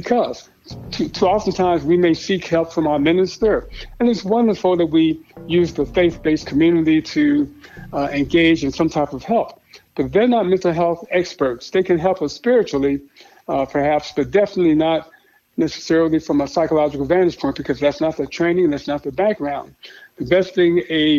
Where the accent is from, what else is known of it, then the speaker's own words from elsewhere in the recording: Chicago, Illinois, United States; I grew up in Chicago on the South Side